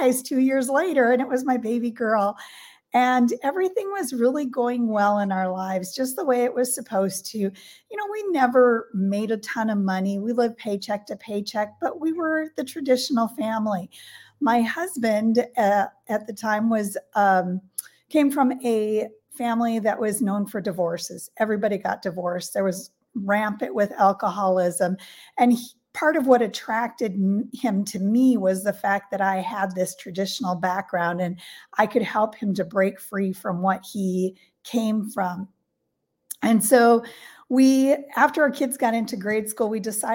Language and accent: English; North Dakota, United States; I grew up in North Dakota in a little rural community in a farm family, a town of about 2,000 people.